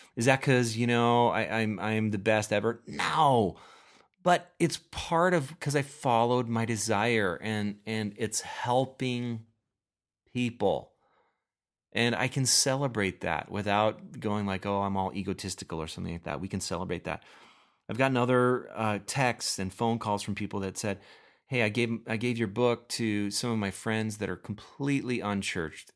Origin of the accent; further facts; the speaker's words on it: Minnesota, United States; I am from Minnesota